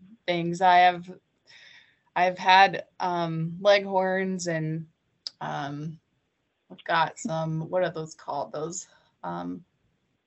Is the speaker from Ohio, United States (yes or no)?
yes; Southern Ohio, United States; moved away as an adult; also born or lived in California; now in Montana, United States; I grew up born and raised in Southern Ohio